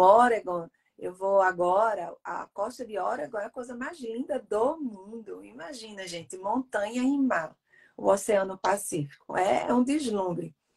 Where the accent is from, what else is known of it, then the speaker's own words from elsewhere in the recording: Recife, Pernambuco, Brazil; now in United States; eu sou nordestina, sim, Ana. Eu sou de Recife, sou pernambucana